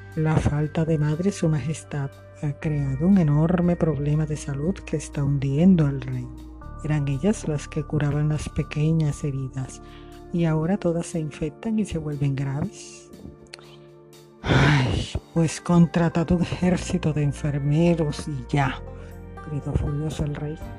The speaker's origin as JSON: {"language": "Spanish", "country": "Colombia", "lives_now": "Barranquilla, Colombia", "said": "En mi país, Colombia, mi maravilloso país hermoso."}